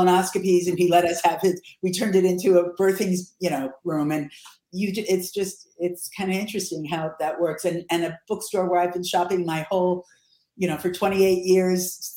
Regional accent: Miami Beach, Florida, United States; also born or lived in Manhattan; now in San Francisco Bay Area, United States; I was born and raised in Miami Beach with a lot of time in Manhattan.

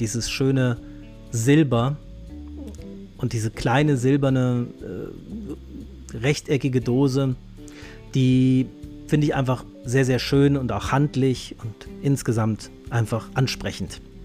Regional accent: Hesse, Germany; Ich bin ja Hesse

